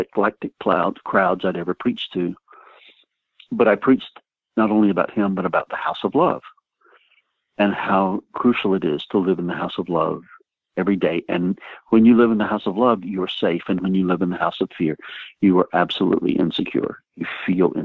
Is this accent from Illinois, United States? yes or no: no; Jesup, Georgia, United States; moved away; also born or lived in Los Angeles, California; my hometown, which is Jessup, Georgia